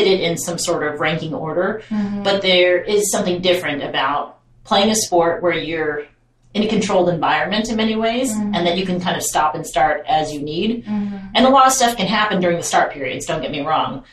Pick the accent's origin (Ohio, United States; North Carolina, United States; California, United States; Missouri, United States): California, United States; Long Beach; I grew up in Long Beach, California